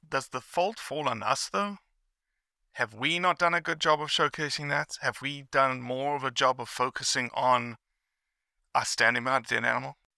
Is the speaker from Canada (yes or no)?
no; South Africa; moved away; I grew up in South Africa